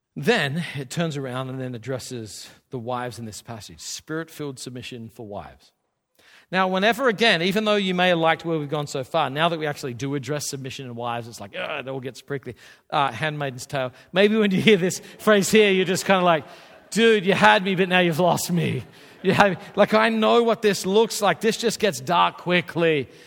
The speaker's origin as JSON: {"language": "English", "country": "Australia", "tie": "born or raised there", "said": "I, I grew up in Australia."}